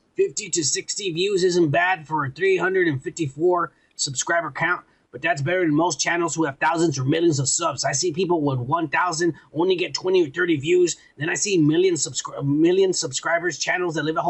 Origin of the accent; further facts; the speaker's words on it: Texas, United States; I'm from Texas and the border